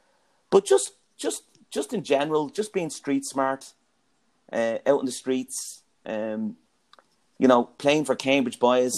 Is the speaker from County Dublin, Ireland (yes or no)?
yes; Ringsend, County Dublin, Ireland; Yeah, Ringsend, to me, growing up in Ringsend as brothers, well, there was five brothers, four sisters in the family.